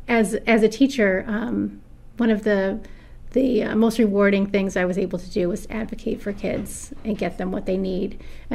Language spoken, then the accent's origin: English; Auburn, New York, United States; moved away as an adult; also born or lived in Albany, New York / Rochester, New York / Owasco, New York; I live in Owasco. I was born and raised in Auburn.